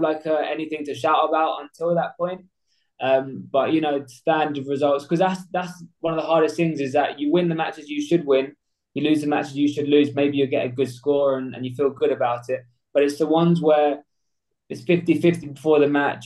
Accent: Essex, East of England, United Kingdom; I'm 24 years old from Essex.

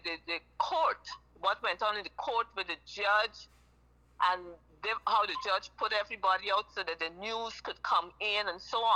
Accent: Guyana; I'm from Guyana, South America

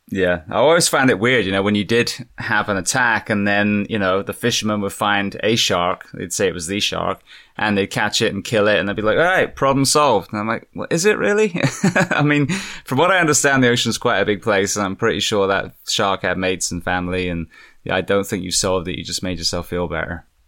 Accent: England, United Kingdom; moved away; being English

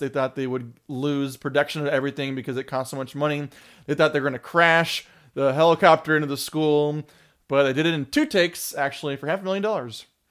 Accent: California, United States; we grew up in California

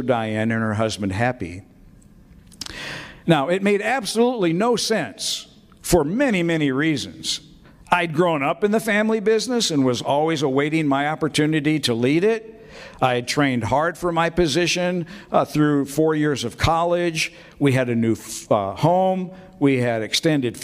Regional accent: Peoria, Illinois, United States; moved away as an adult; now in Peoria, United States; my wife Tina and I returned to my hometown of Peoria

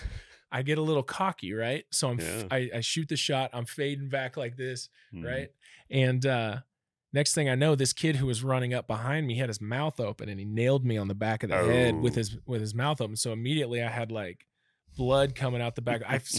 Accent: Germantown, Maryland, United States; born there; But my dad ended up becoming a electrical engineer and started doing some defense contracting work around Washington, D.C. So I was actually born in Maryland, believe it or not.

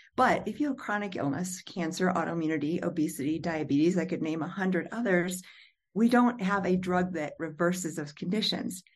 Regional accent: Illinois, United States; moved away; my hometown of Pure Missouri, Illinois

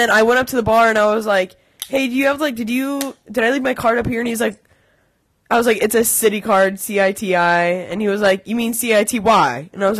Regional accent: United States; I'm American.

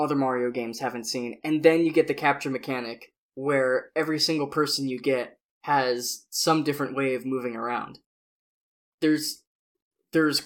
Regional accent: the Northwest, Pacific Northwest, United States; growing up in the Northwest

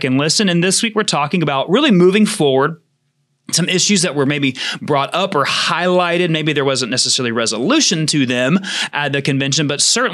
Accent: the South, United States; I grew up in the South

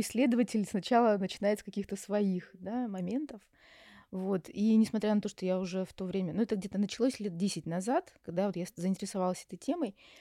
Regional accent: Yaroslavl, Yaroslavl Oblast, Russia; moved away as an adult; also born or lived in Moscow; now in Istanbul, Turkey; я сама родом из Ярославля, закончила наш психфак, Ярославский

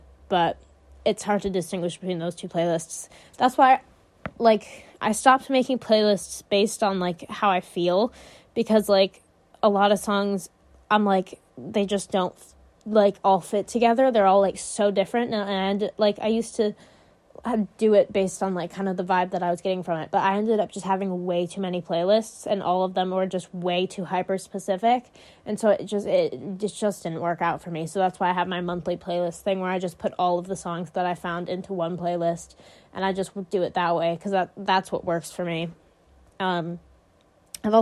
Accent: United States; I talk really loud, because I'm American

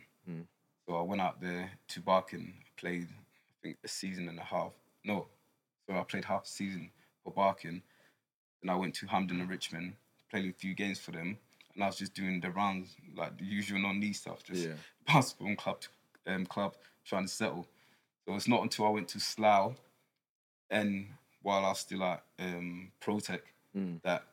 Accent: Ghana; now in United Kingdom; growing up in Ghana, I was born in Ghana

